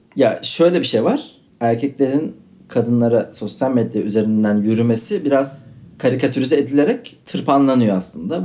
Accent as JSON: {"language": "Turkish", "region": "Istanbul", "country": "Turkey", "said": "bir Kadıköylüyüm."}